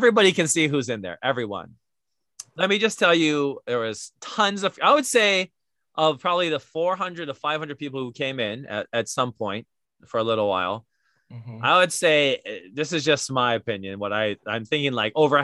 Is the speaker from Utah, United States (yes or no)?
no; Hawaii, United States; who we are as Hawaiian